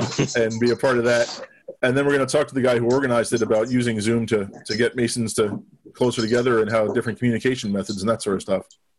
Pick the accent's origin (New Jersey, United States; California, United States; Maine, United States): New Jersey, United States; moved away; I'm originally from New Jersey, so I would say Lancaster